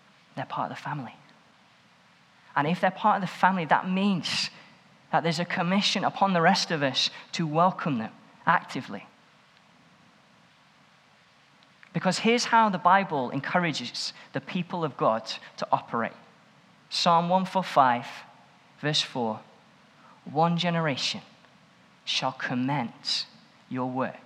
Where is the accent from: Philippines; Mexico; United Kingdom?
United Kingdom; Stoke-on-Trent, West Midlands; I grew up in Stoke-on-Trent and was at a church called Swan Bank